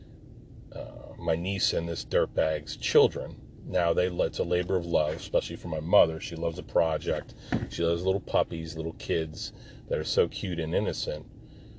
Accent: Jersey Shore, New Jersey, United States; moved away; I was born and raised on the Jersey Shore

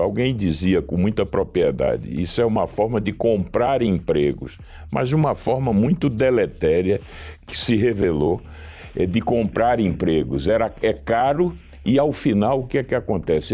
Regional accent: Northeast Region, Brazil; eu sou nordestino

